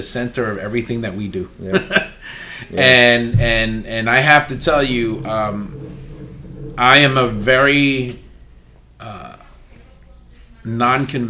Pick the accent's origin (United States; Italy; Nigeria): United States; New York City, New York; I was born and raised in Upper Manhattan, the uppermost tip of Manhattan, which is right on the border of Washington Heights and Inwood